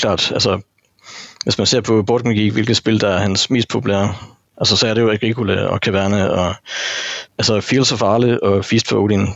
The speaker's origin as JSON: {"language": "Danish", "area": "North Jutland", "region": "North Denmark Region", "country": "Denmark", "said": "Jeg er en gammel nordjyde"}